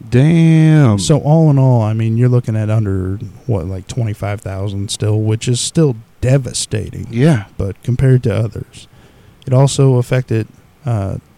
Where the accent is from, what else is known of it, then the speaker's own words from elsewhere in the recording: United States; we're from America